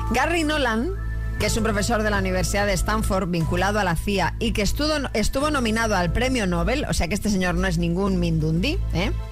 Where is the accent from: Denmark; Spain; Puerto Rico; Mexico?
Spain; Seville, Andalusia; also born or lived in United States; soy medio sevillana, medio norteamericana.